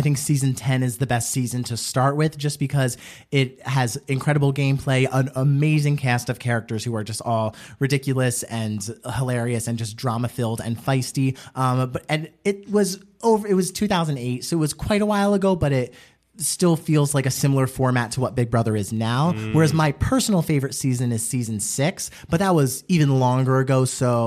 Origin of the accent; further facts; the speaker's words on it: just outside of Trenton, New Jersey, United States; moved away as an adult; also born or lived in New York; now in Los Angeles, United States; I'm from just outside of Trenton, New Jersey